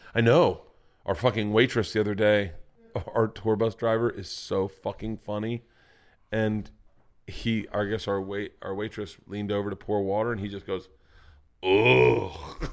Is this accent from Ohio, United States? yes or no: no; Florida, United States; Growing up in Florida